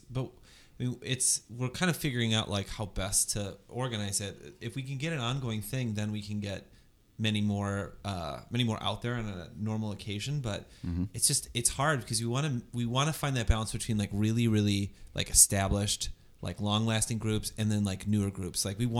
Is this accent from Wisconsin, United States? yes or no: no; Northwest Indiana, United States; I am from Northwest Indiana, but it is an outer suburb of Chicago.